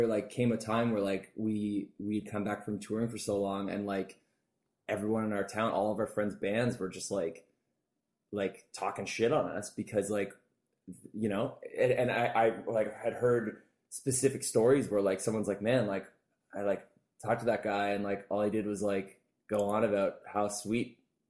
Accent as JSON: {"language": "English", "town": "Burlington", "region": "Ontario", "country": "Canada", "tie": "born or raised there", "said": "I was born in Burlington."}